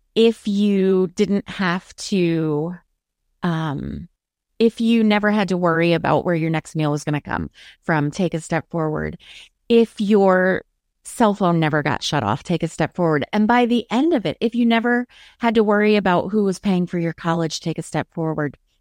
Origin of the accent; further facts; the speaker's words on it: Maryland, United States; I'm from Maryland